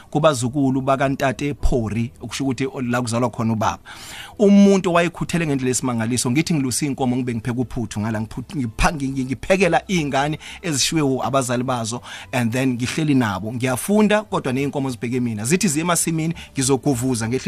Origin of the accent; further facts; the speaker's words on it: Matatiele, Eastern Cape, South Africa; ngikhulele e, e, eMatatiyele then umuntu wenze namabanga kamancane primary khona ePhamutse